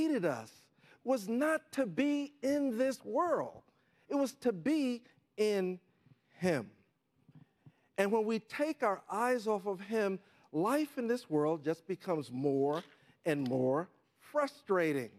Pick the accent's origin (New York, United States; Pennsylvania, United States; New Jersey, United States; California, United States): New York, United States; New York City; I grew up in Harlem when it wasn't cool